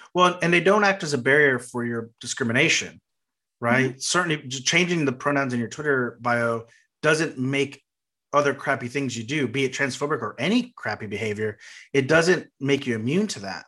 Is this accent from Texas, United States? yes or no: yes; Texas, United States; being from Texas